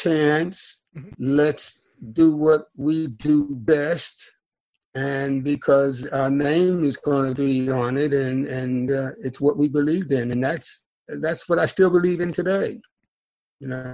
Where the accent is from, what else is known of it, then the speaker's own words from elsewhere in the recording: North Carolina, United States; I'm a Southern gentleman. I'm from North Carolina, and I'm from a family of preachers